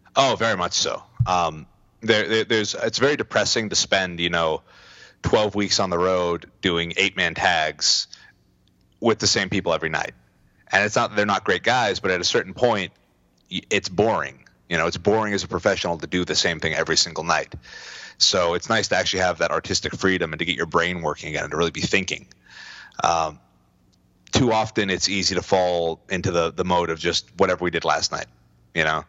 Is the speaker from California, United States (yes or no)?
yes; California, United States; I'm from California